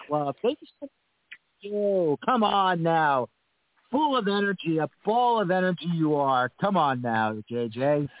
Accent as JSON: {"language": "English", "town": "New York City", "region": "New York", "country": "United States", "tie": "born or raised there", "said": "I was born in the Bronx, Grand Concourse, East 202nd Street"}